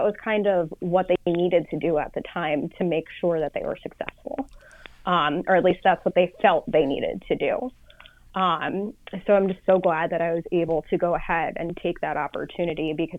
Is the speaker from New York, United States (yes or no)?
yes; White Plains, New York, United States; So I grew up in White Plains, New York. It's a suburb outside of New York City, just north of the Bronx. And I grew up in an area that was very, very ethnic. Everyone was very in touch with their heritage, and it really made for an awesome melting pot.